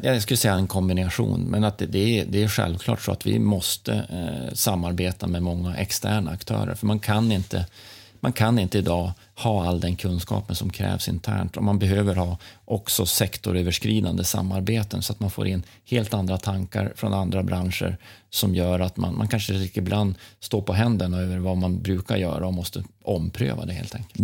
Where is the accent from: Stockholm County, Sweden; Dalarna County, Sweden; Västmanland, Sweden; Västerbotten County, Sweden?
Västerbotten County, Sweden; Norrland, near Tärnaby; Jag är uppvuxen i, Norrland, närmare Tärnaby nästan, fem mil från Tärnaby